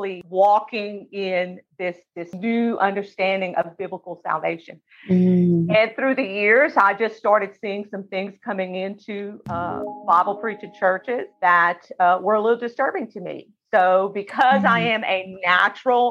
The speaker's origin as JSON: {"language": "English", "region": "South Central Louisiana", "country": "United States", "tie": "born or raised there", "said": "I am from South Central Louisiana. Grew up Cajun"}